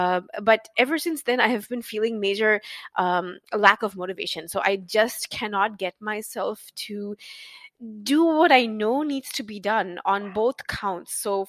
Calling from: Saint John, New Brunswick, Canada; No, I'm in St. John, New Brunswick, so okay. Near the east coast.

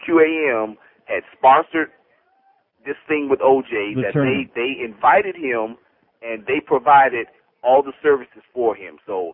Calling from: Princeton, Florida, United States; No, Princeton.

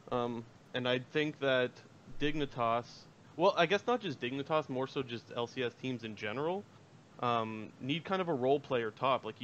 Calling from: Sarnia, Ontario, Canada; Uh, Sarnia, Ontario.

